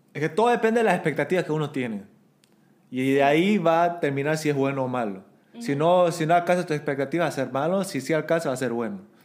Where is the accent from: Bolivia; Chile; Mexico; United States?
Bolivia; now in South Korea; yo también crecí como una minoridad en Bolivia